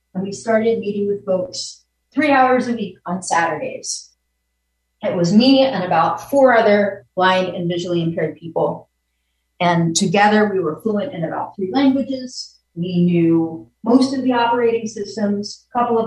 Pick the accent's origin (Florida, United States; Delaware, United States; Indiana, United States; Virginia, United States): Virginia, United States; now in New York, United States; I was from Virginia